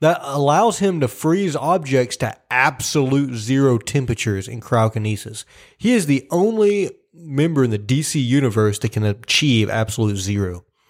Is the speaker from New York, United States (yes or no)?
no; Tennessee, United States; we're from Tennessee.